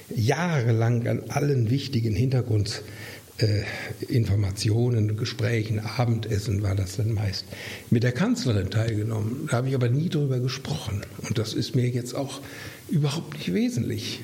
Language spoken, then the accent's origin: German; near Herford, North Rhine-Westphalia, Germany; moved away as an adult; also born or lived in Mainz; in meiner Heimat in der Nähe in Herford